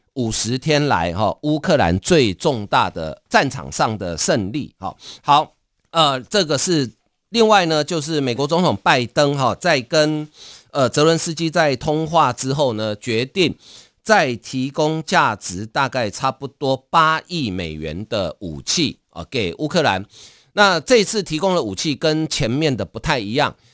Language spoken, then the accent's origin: Chinese; Taiwan; 我们台湾人对北欧了解真的不多啊